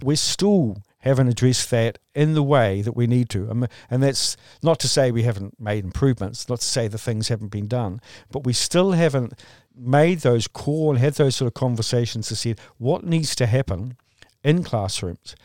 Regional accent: Christchurch, Canterbury, New Zealand; here in, in my hometown in, in, uh, in Christchurch

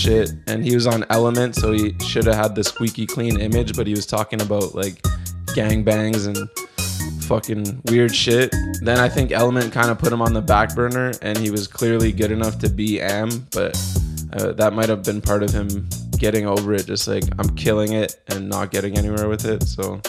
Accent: Whitby, Ontario, Canada; So I'm around the same age as you guys, maybe a year or two older, and I'm a skater from Whitby, Ontario.

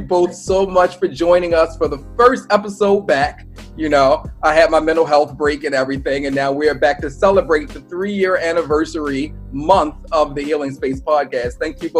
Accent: Baltimore County, Maryland, United States; Randallstown, my heart. I don't want to offend anybody on the west side. I understand where I was raised, but yes, I'm definitely all about Baltimore County all day long.

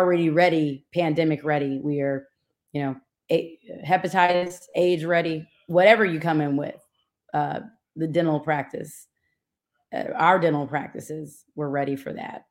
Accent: Atlanta, Georgia, United States; also born or lived in Louisiana / Washington, D.C.; I'm from Atlanta, Georgia

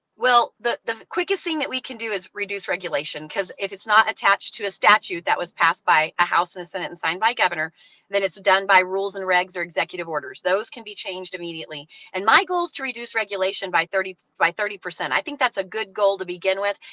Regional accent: Truth or Consequences, New Mexico, United States; I grew up in Truth or Consequences

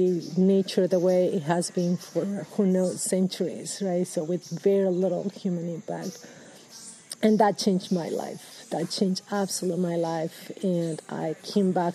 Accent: Peru; moved away as an adult; now in Washington State, United States; So I'm originally from Peru. I've gotten my education in Peru

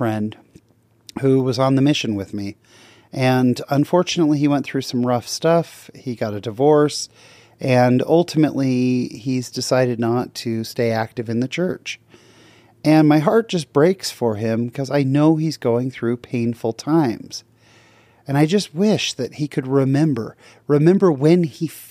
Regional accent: Bay Area, California, United States; born in Southern California, raised in the Bay Area, moved back to Southern California, and I've kind of been back and forth a little bit throughout my life

